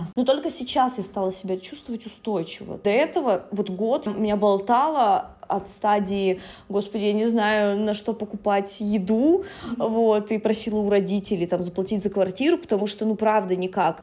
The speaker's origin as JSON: {"language": "Russian", "town": "Yaroslavl", "region": "Yaroslavl Oblast", "country": "Russia", "tie": "born or raised there", "moved": "as an adult", "lives_now": "Saint Petersburg, Russia", "said": "в Ярославль, да, в мой родной город"}